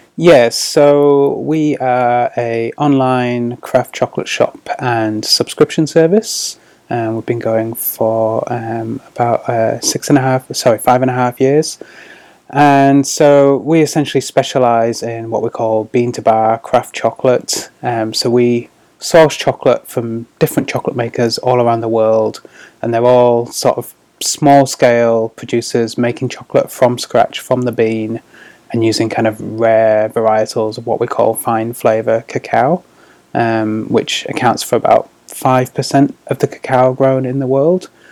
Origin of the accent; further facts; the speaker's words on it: Scarborough, Yorkshire and the Humber, United Kingdom; moved away as an adult; also born or lived in Sheffield; now in New Zealand; I'm from the sort of northeast of England. Uh, I grew up in Scarborough um, which is like a little coastal town